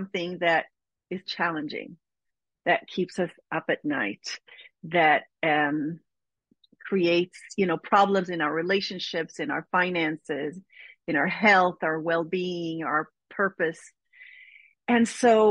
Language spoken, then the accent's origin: English; Israel; moved away as an adult; I'm born and raised in Israel